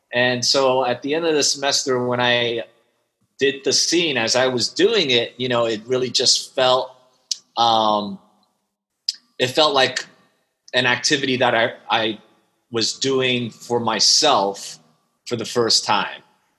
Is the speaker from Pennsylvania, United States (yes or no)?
no; New York, United States; English is a second language; also born or lived in Shanghai, China; I actually spent my first 8 years in Shanghai. Okay. And moved to Queens when I was just a few days shy of eight, and had to learn English. And then it's been growing up in New York since then.